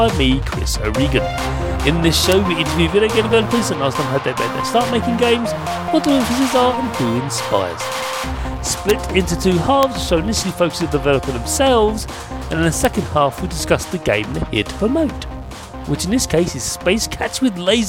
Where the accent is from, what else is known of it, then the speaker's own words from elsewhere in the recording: United Kingdom; I'm British